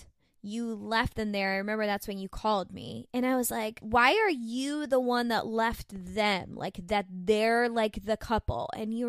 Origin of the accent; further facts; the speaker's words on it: Florida, United States; I was new from Florida